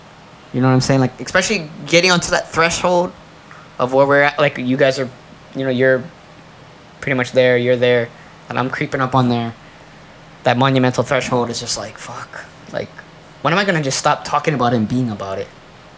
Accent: Hawaii, United States; born or raised there

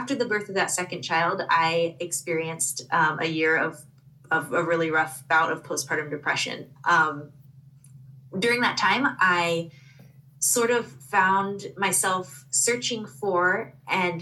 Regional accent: Portland, Oregon, United States; moved away as an adult; also born or lived in Midwest / Indiana; I am originally from Portland, Oregon, but ended up in the Midwest by way of the University of Notre Dame.

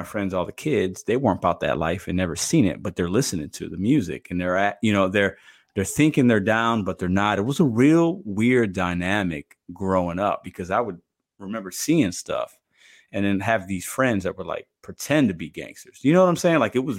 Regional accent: Chicago, Illinois, United States; born there; I was born in Chicago, right? Chicago's bad.

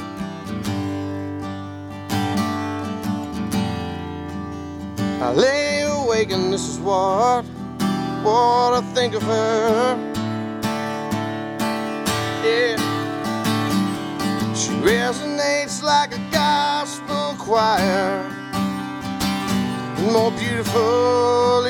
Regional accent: Chattanooga, Tennessee, United States; accent: a little bit of a southern accent; also born or lived in Taunton, Massachusetts; I'm from Chattanooga. However, I was born in Taunton, Massachusetts, which is about an hour south of Boston. Family moved down here when I was 2.

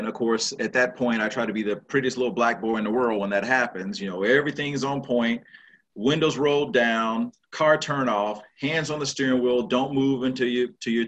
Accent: Shreveport, Louisiana, United States; moved away; also born or lived in Arkansas / Texas; I grew up in the South, in Shreveport, Louisiana.

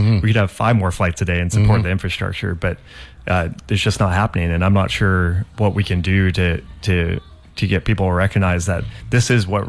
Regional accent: Mount Shasta, California, United States; born there; Nice. I was born in Mount Shasta.

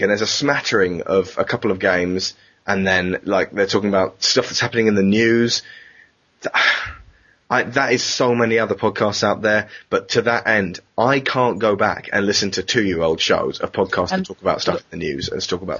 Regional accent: United Kingdom; we're British. We're very British.

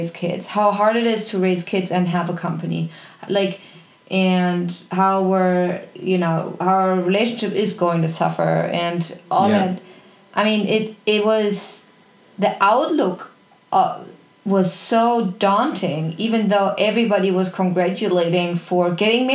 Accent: Germany; moved away; I was born in Germany, I grew up in an incredibly loving family.

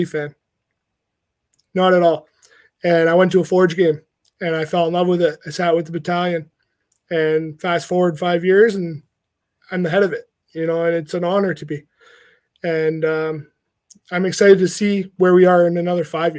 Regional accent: Hamilton, Ontario, Canada; I'm born and raised in Hamilton

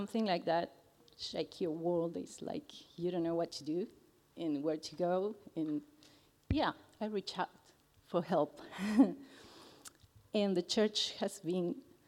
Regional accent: Argentina; English is a second language; moved away as an adult; I'm from Argentina, so English is my second language.

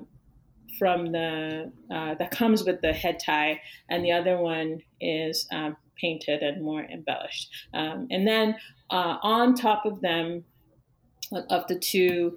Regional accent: Yorubaland, Western Nigeria, Nigeria; moved away as an adult; now in United States; the sands from Yoruba land, where I'm from in Western Nigeria

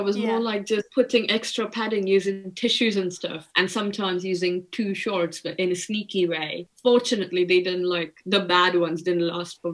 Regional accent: India; moved away; I grew up in India.

